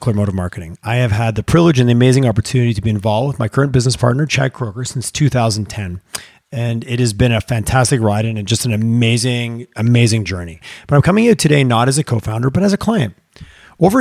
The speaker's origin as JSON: {"language": "English", "town": "Montreal", "region": "Quebec", "country": "Canada", "tie": "born or raised there", "moved": "yes", "lives_now": "Calgary, Canada", "said": "I grew up in Montreal, and I'd lived here since, I've been here 20 years"}